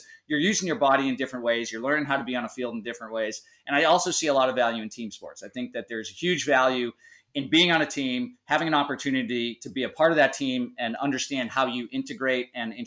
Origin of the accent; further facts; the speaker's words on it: Easton, Massachusetts, United States; now in Outer Banks, North Carolina, United States; I grew up in Easton. Conrad and I are both Massholes, have migrated away from Massachusetts